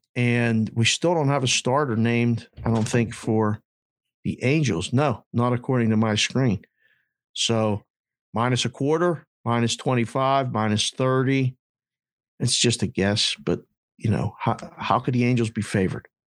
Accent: Pittsburgh, Pennsylvania, United States; moved away as an adult; also born or lived in Curacao / Phoenix; I'm a kid from Pittsburgh

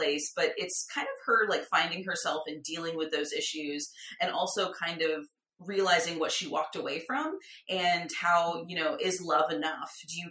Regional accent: San Diego, California, United States; moved away as an adult; now in Los Angeles, United States; I grew up in a big city. I'm from San Diego and now I live

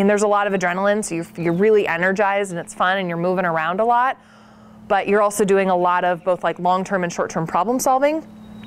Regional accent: Portland, Oregon, United States; I grew up outside of Portland

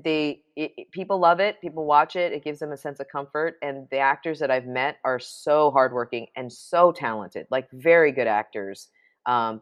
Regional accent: New York City, New York, United States; I grew up in New York City

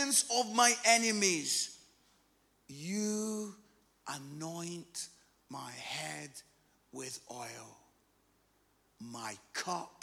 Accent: Musselburgh, Scotland, United Kingdom; when I was 15, 16, I live in a place called Musselburgh, which is just outside Edinburgh.

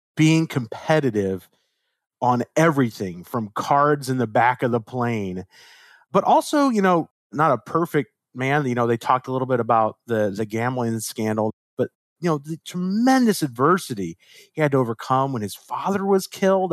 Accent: Chicago, Illinois, United States; as a kid, growing up in Chicago, uh, late eighties, early nineties

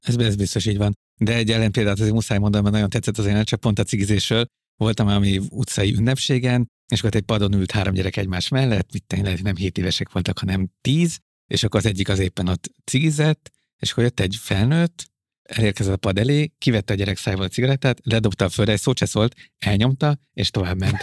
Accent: Budapest, Hungary; én Budapesten nőttem fel a városban

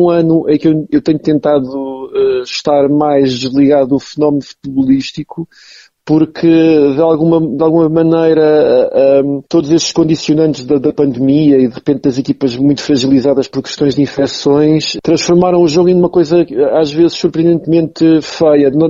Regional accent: Tondela, Centro, Portugal; o clube da minha terra

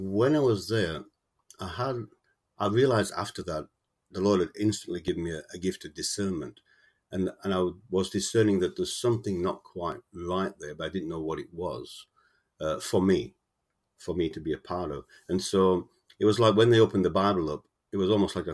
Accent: Sheffield, Yorkshire and the Humber, United Kingdom; moved away as an adult; now in Australia; I was born in Sheffield in the UK, South Yorkshire, and I moved to Australia in the mid-70s

